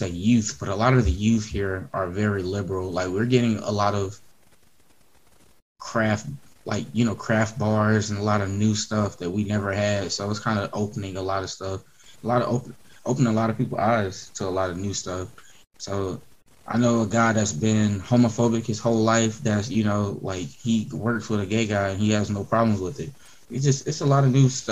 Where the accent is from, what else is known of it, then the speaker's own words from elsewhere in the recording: Greenville, South Carolina, United States; I'm in my hometown